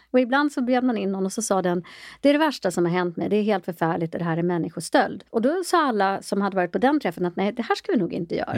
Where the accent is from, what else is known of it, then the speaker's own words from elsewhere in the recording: Sweden; also born or lived in Ethiopia; jag är själv adopterad från Etiopien